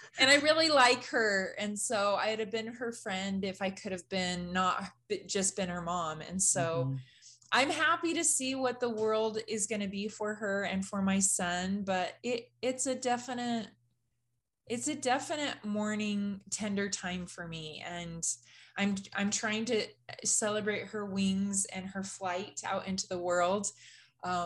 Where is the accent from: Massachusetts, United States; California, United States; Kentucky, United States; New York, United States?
California, United States; moved away as an adult; also born or lived in Idaho; I grew up in California